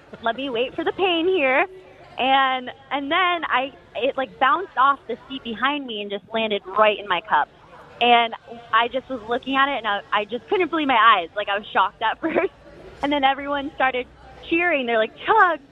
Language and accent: English; East Coast, United States; now in San Diego, United States; I'm from the East Coast originally, but I've lived out here for like 10 years.